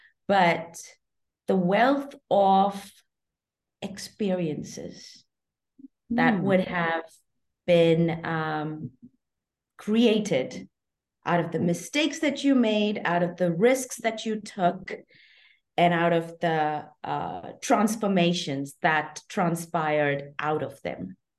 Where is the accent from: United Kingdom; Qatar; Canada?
Qatar; I am Indian, but having grown up in Qatar, I lived my entire life as an expatriate.